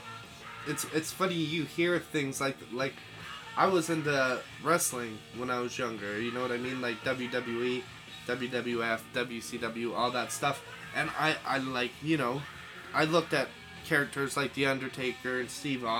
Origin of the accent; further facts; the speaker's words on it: Canada; we're Canadian